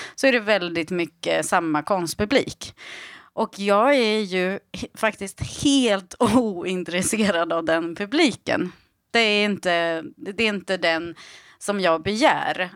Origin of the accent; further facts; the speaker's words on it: Iran; moved away; jag är ju född i Iran